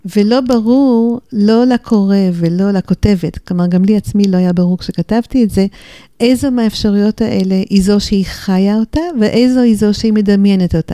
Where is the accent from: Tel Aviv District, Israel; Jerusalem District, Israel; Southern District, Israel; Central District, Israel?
Jerusalem District, Israel; Jerusalem; also born or lived in New York, United States / Golan Heights / Beit She'an Valley / Beit El; נולדתי בירושלים. גדלתי בירושלים ובניו יורק לסירוגין, כי הוריי היו קשורים גם לאמריקה, אז נסענו הלוך וחזור